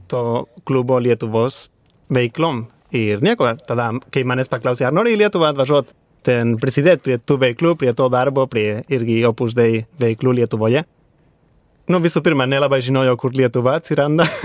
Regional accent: Madrid, Community of Madrid, Spain; Lithuanian is a second language; moved away as an adult; also born or lived in Vilnius, Lithuania; now in Lithuania; aš esu iš Madrido, ten iš Ispanijos sostinės.

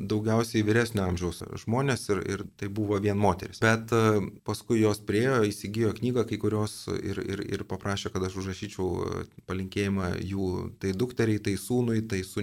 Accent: Lithuania; mes lietuviai tikintieji

